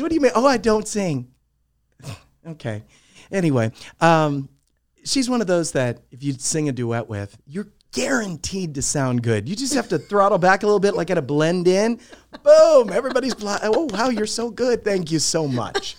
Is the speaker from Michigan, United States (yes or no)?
no; Alamogordo, New Mexico, United States; moved away as an adult; also born or lived in Albuquerque, New Mexico / El Paso, Texas; I grew up in Alamogordo. My grandparents lived there